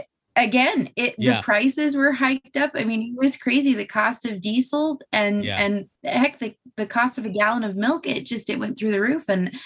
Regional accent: Ventura, California, United States; moved away as an adult; also born or lived in Williams, California; now in Stephenville, Texas, United States; So I'm from a town called Ventura. My folks actually met when my mom was, when my mom was 15 there, and her family's been there for quite a long time. It's south of Santa Barbara and north of LA.

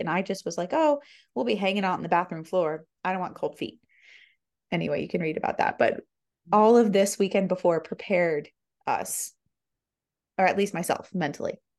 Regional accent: Florida, United States; now in Tennessee, United States; I'm not native to Tennessee. I'm from Florida.

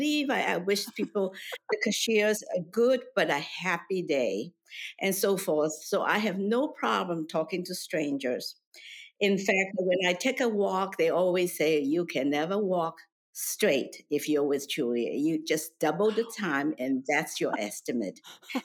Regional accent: China; moved away; I was born in China into a relatively comfortable family

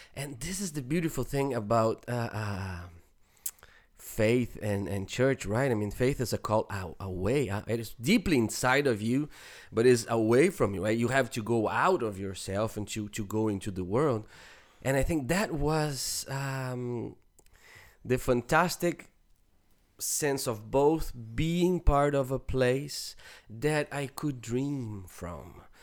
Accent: Brazil; moved away; even growing up in Brazil

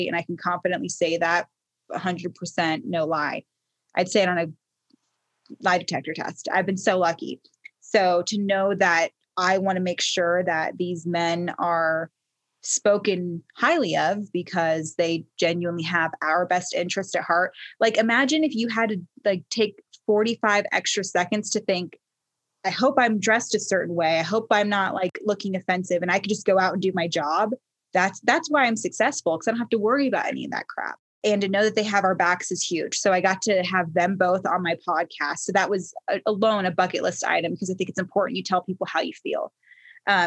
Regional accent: Baltimore, Maryland, United States; I was born in Baltimore

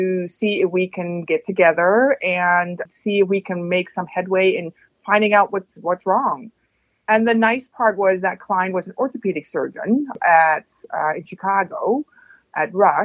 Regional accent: Netherlands; moved away as an adult; also born or lived in Utrecht, Netherlands / Mississippi, United States / Indiana, United States; now in Madison, United States; I am Dutch, so I grew up in the Netherlands

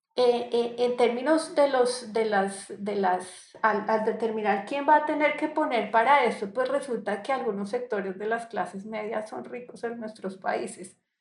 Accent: Colombia; also born or lived in Barranquilla; soy colombiana

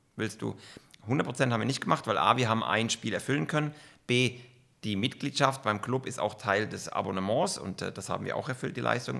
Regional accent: Kaiserslautern, Rhineland-Palatinate, Germany; moved away as an adult; now in Bern, Switzerland; Bin aufgewachsen und groß geworden in Kaiserslautern.

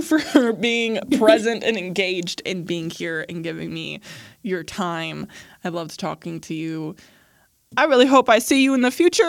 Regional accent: Midwest, United States; I grew up biculturally of being American and then being Arab and growing up Muslim and then growing up in America.

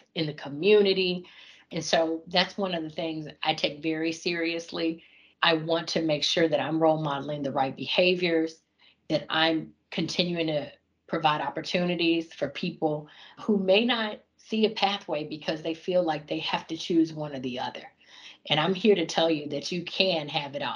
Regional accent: Fort Smith, Arkansas, United States; moved away as an adult; also born or lived in Fayetteville, Arkansas / Atlanta, Georgia; I was born and raised in Fort Smith, Arkansas

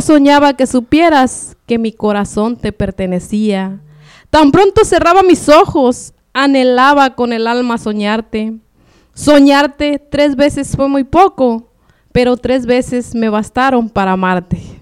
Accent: Michoacán, Mexico; also born or lived in Guerrero / La Mira, Michoacán / Lázaro Cárdenas; now in Phoenix, United States; yo nací en Guerrero, pero me crié en Michoacán

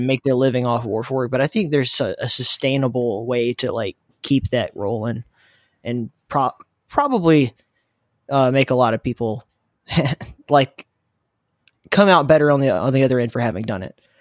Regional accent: the South, United States

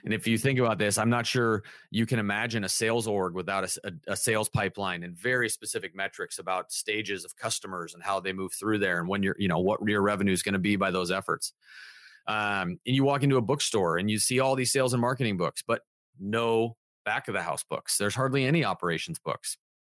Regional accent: Southern California, United States; now in Santa Barbara, United States; I'm sixth generation from Southern California, just not from Santa Barbara.

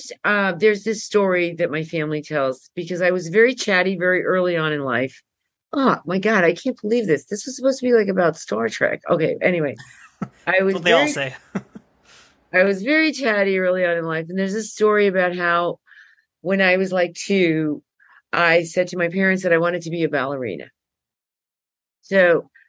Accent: New York City, New York, United States; accent: New Yorker; also born or lived in Cuba; I was born in Cuba, and my mom took us out of Cuba and moved us to Brooklyn, because that's where her relatives lived.

